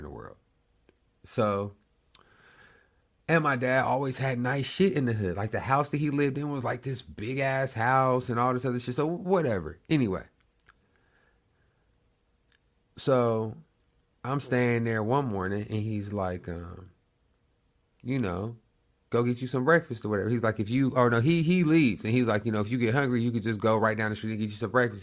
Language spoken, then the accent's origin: English; Oklahoma, United States; I'm from Oklahoma.